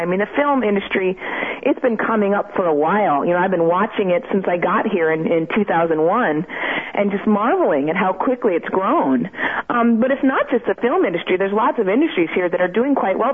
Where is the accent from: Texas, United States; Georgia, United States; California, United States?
California, United States; Mission Viejo; moved away as an adult; My hometown is actually Mission Viejo, California, in Orange County